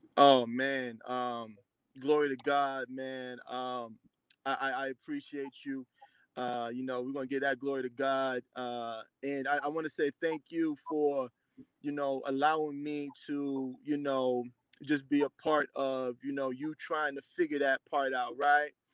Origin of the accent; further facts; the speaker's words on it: Boston, Massachusetts, United States; also born or lived in Randolph, Massachusetts; I'm from Dorchester. I went to school in Randolph.